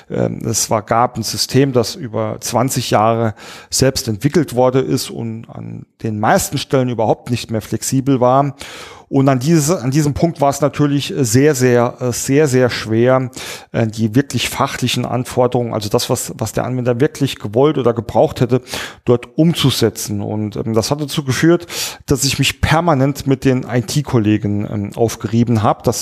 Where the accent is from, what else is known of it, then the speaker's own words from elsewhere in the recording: Saarland, Germany; Naja, ähm, nun komme ich ja aus dem Saarland, wie der ein oder andere weiß. Und im Saarländern sagt man nach, dass wir sehr, sehr heimatsverliebt sind.